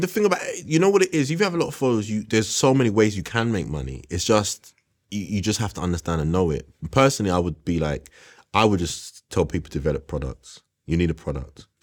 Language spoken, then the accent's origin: English; London, United Kingdom; I grew up on West Green Road